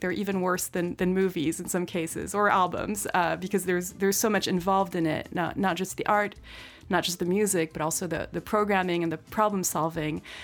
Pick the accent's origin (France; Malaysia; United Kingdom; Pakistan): France; now in United States; I grew up in France